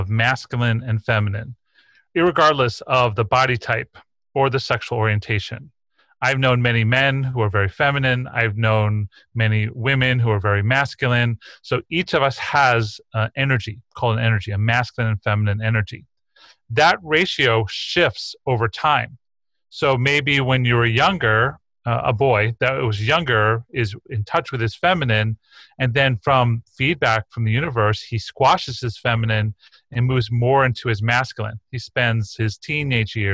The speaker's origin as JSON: {"language": "English", "area": "East Coast", "region": "New York", "country": "United States", "tie": "born or raised there", "said": "I grew up on the East Coast in New York in the 1970s"}